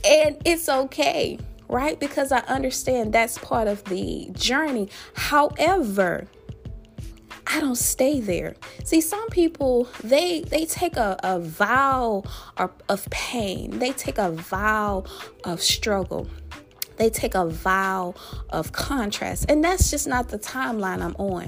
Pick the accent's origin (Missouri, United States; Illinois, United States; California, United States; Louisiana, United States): Louisiana, United States; my home state, that boot state of Louisiana